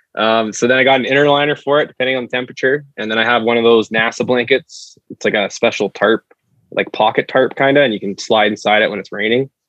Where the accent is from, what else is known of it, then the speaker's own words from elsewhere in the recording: Abbotsford, British Columbia, Canada; I grew up in Abbey